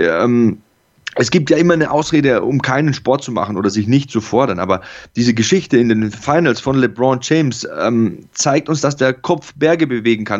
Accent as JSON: {"language": "German", "town": "Passau", "region": "Bavaria", "country": "Germany", "tie": "born or raised there", "said": "auch in der Schulmannschaft am ähm, Adalbert Stifter Gymnasium bei uns in Passau"}